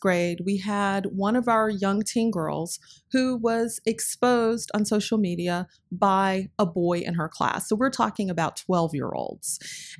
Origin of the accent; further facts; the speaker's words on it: North Carolina, United States; I grew up in North Carolina